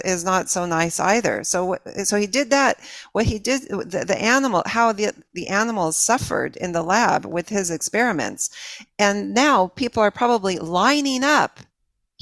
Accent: California, United States; I grew up in California

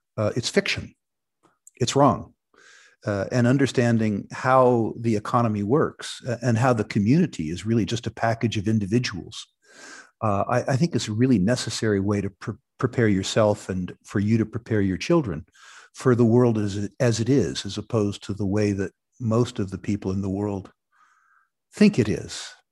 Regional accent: Silicon Valley, California, United States; moved away as an adult; also born or lived in Vancouver, Canada; I grew up in Silicon Valley

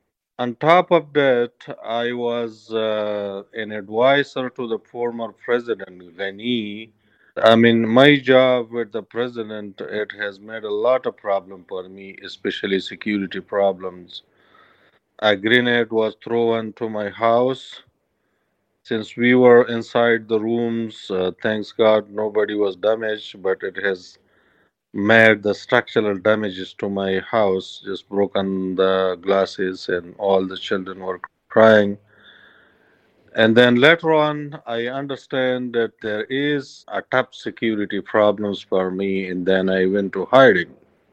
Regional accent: Kunar, Afghanistan; English is a second language; Yes, so I have been growing up in my native province that's called Kunar, which is located in the east of capital Kabul.

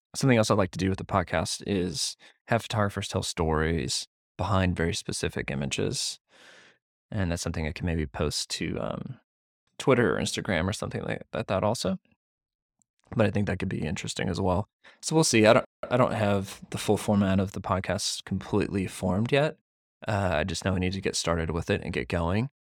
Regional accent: Missouri, United States; I grew up in Missouri.

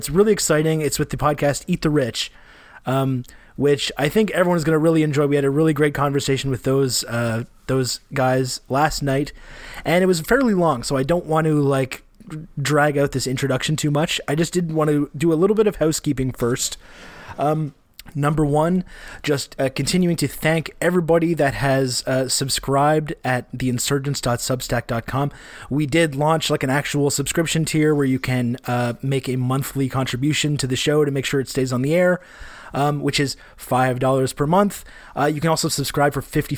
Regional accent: Canada; accent: Canadian

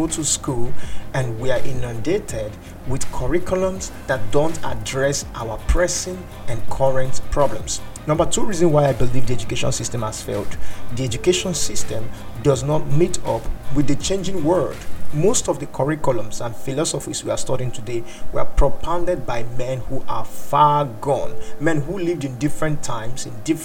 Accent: Nigeria; I'm from Nigeria

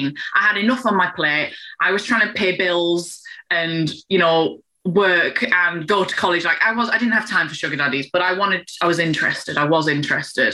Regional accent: England, United Kingdom; I'm English

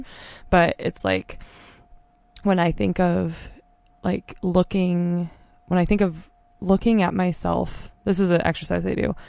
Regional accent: Rhododendron, Oregon, United States; I grew up in Rhododendron

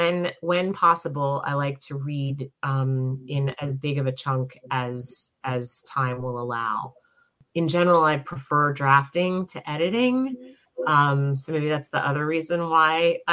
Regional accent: New York, United States; also born or lived in Staten Island, New York / Long Island, New York; I grew up in New York, first in Staten Island, then Long Island

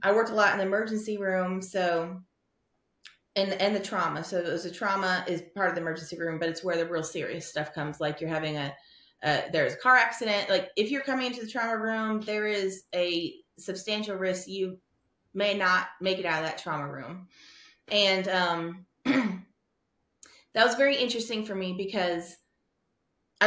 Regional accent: South Texas, United States; moved away; I grew up in South Texas, which is the South, but it's not the South

